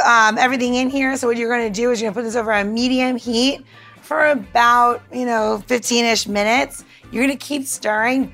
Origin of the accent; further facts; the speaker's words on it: New York, United States; growing up in New York